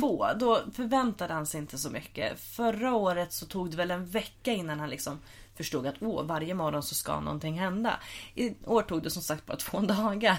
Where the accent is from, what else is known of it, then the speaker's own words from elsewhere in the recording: Huddinge, Stockholm County, Sweden; jag är uppvuxen i Huddinge